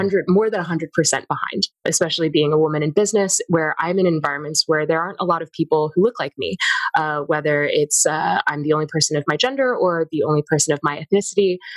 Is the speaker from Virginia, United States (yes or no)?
yes; Virginia, United States; the communities that I was a part of in my time growing up in Virginia